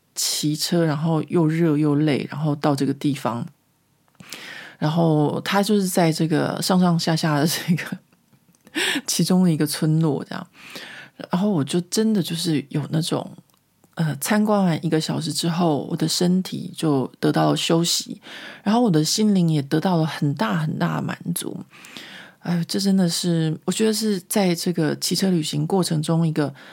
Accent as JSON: {"language": "Chinese", "country": "Taiwan", "moved": "yes", "lives_now": "Paris, France", "said": "我下个星期就要回台湾校庆了"}